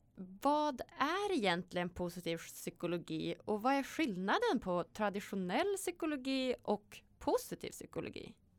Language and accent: Swedish; Sweden; vi är ju födda i Sverige